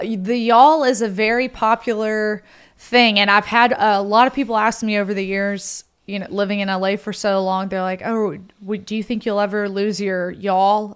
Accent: Holly Springs, Mississippi, United States; accent: Southern; a girl I grew up with in Holly Springs

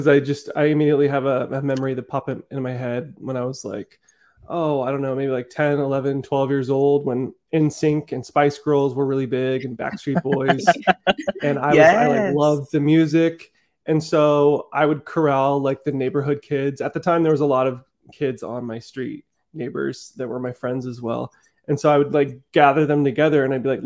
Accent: Southern California, United States; also born or lived in Netherlands; I came here when I was like 5 years old. I grew up in Southern California

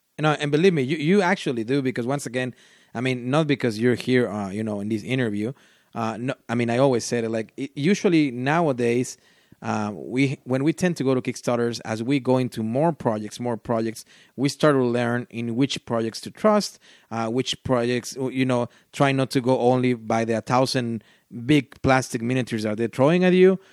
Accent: Mexico; first language Spanish; English is a second language; I'm from Mexico.

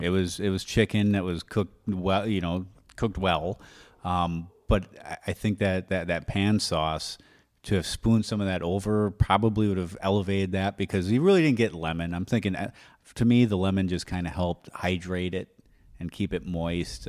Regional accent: Wisconsin, United States; moved away; I'm from Wisconsin

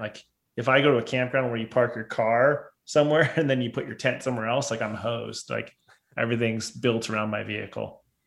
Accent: Southern California, United States; I grew up in Southern California

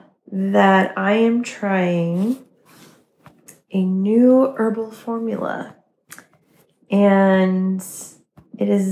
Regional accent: New England, United States; I'm from New England.

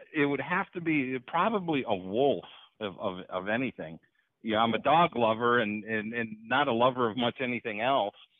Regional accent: Hurley, Wisconsin, United States; born or raised there; moved away

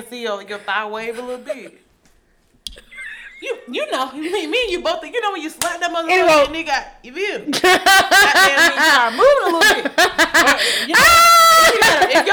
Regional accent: the South, United States; we're from the South

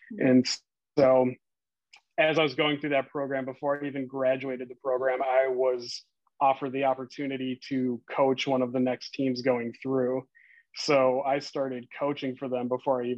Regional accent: Minnesota, United States; moved away; I'm originally from Minnesota.

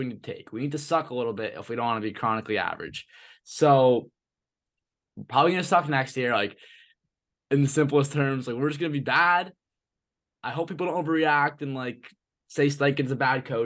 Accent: New Jersey, United States; I'm from New Jersey. So, like, a lot of my friends are Giants and Jets fans.

